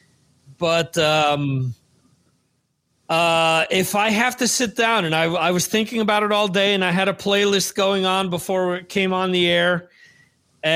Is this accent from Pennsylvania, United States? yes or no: no; New Jersey, United States; also born or lived in Spain; when I was back in Jersey